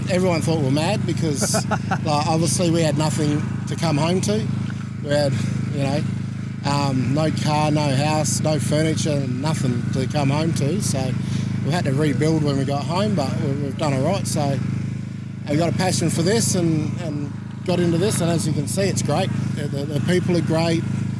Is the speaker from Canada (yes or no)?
no; Australia; I'm from up north, so I'm used to the heat.